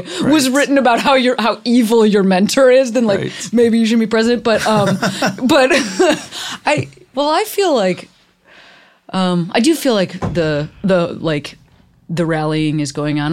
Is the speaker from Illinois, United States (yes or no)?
yes; Chicago, Illinois, United States; I grew up in Chicago.